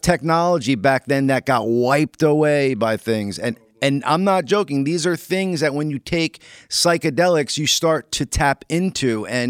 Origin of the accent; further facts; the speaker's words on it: East Rutherford, New Jersey, United States; And as kids, I lived in East Rutherford